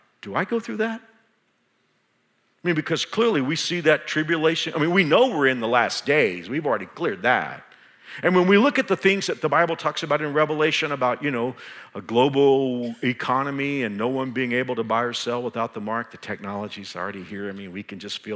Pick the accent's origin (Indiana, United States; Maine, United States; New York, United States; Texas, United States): Texas, United States; now in Kansas, United States; Even though I've been here for 34 years and I consider myself a Kansan, I'm from Texas